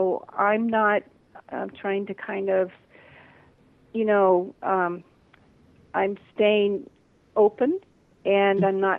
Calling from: Big Island, Hawaii, United States; also born or lived in Maui; I'm calling from the Big Island in Hawaii.

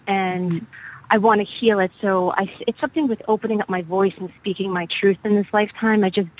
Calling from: New Jersey, United States; I'm calling from New Jersey.

